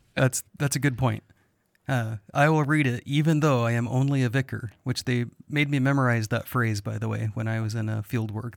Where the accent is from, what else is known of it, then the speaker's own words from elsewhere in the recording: United States; As an American